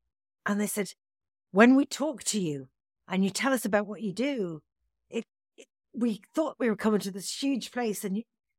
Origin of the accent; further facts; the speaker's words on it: Tipperary, Munster, Ireland; now in Dublin, Ireland; when I moved into Dublin from Tipperary